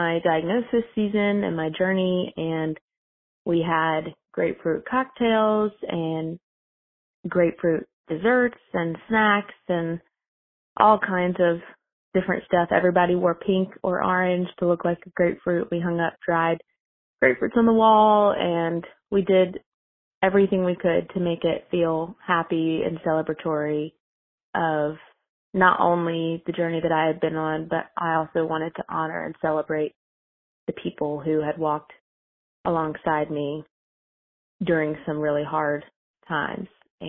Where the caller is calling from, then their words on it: Salisbury, North Carolina, United States; I'm calling from Salisbury, North Carolina.